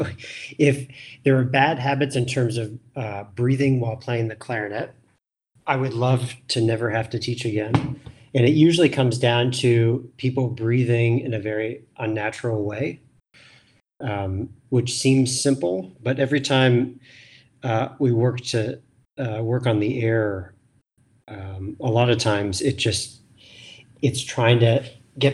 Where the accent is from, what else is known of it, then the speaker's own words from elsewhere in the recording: Scottsdale, Arizona, United States; also born or lived in Toronto, Canada; I would say I primarily grew up outside of Phoenix in Scottsdale, Arizona